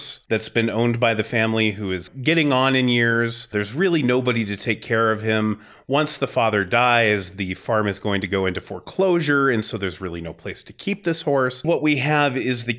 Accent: Wyoming, United States; I grew up in Wyoming.

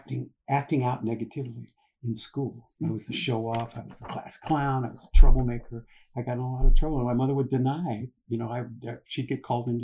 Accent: Los Angeles, California, United States; I was born right here in Los Angeles

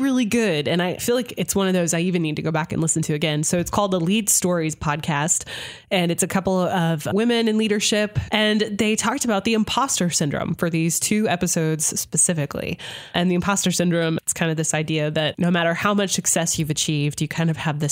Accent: Nebraska, United States; now in Northwest Arkansas, United States; back to my home state of Nebraska

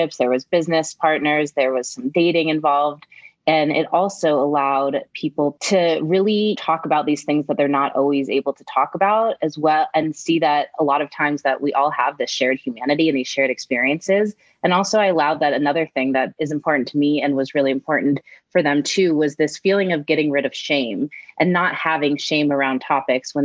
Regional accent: Denver, Colorado, United States; moved away as an adult; coming back to my hometown

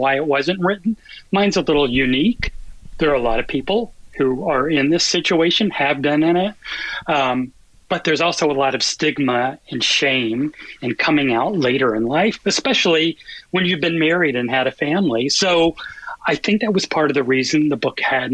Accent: the South, United States; I grew up in the South in a Catholic family

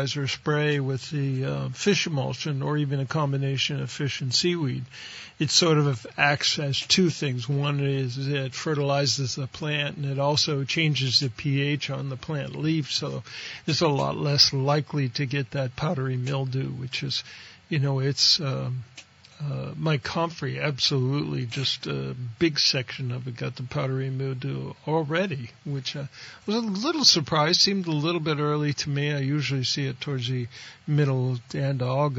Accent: on the Pennsylvania border, Ohio, United States; moved away; I grew up out in Ohio, right on the Pennsylvania border of Ohio

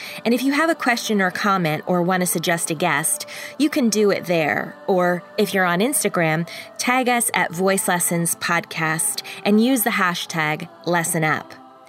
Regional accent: Canada; it's part of being Canadian, by the way. It's like built in.

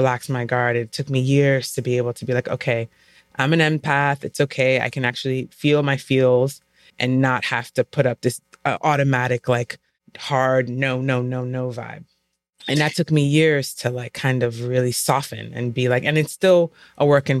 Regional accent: New York, United States; I feel like a lot of my self-identity was wrapped up with being a New Yorker, being hard, being kind of presenting this certain type of presentation

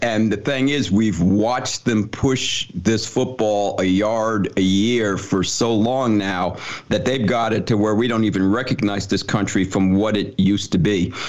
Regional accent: Summit, New Jersey, United States; I remember when I was growing up in Summit, New Jersey, if I did something back in the 50s when I was a kid

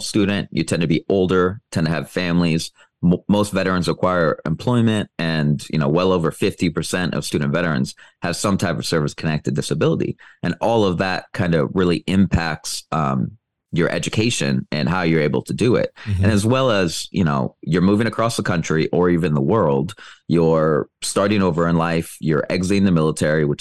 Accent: Iowa, United States; moved away as an adult; also born or lived in Thailand; now in Dominican Republic; even in my hometown in Iowa

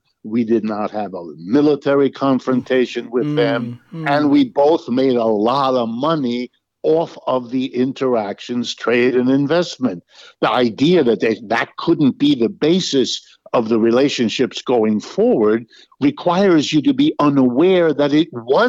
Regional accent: United States; I was born in America, I've worked and lived here all my life.

